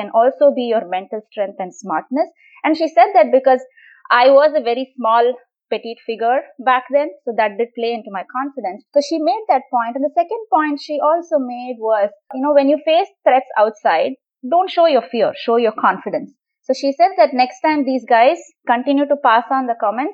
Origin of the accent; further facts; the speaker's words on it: Chennai, Tamil Nadu, India; now in East Bay, United States; I grew up in Chennai in India.